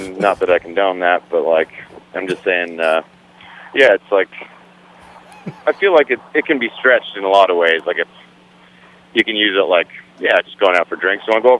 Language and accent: English; Kingston, Ontario, Canada; accent: hoser; I grew up in Ontario, Canada, a town called Kingston.